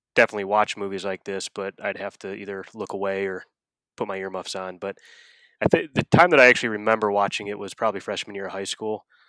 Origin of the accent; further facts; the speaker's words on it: Akron, Ohio, United States; I grew up in Akron, Ohio